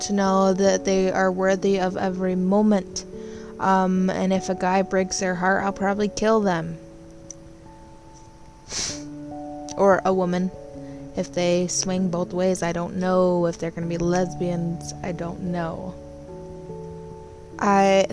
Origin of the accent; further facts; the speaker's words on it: Michigan, United States; I grew up here in Michigan